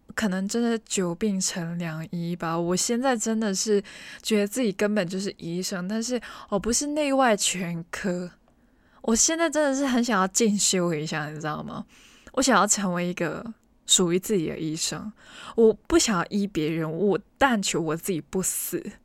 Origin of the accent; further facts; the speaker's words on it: Hong Kong; 我身为一个香港人，其实，在本地旅游的经验不多